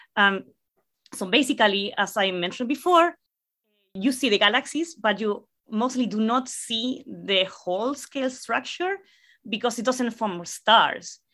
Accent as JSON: {"language": "English", "town": "La Serena", "region": "Coquimbo", "country": "Chile", "tie": "born or raised there", "second_language": "English", "moved": "yes", "said": "I am originally from Chile. I'm actually from a relatively small city called La Serena"}